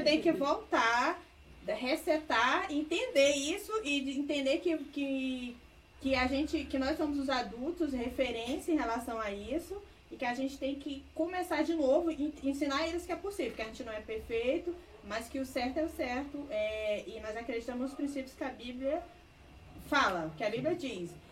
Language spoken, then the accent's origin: Portuguese; Sobral, Ceará, Brazil; moved away as an adult; now in Rio de Janeiro, Brazil; Sou cearense, natural de Sobral, no Ceará